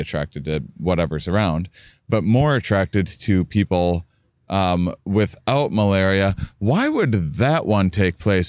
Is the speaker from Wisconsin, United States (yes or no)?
yes; La Crosse, Wisconsin, United States; my hometown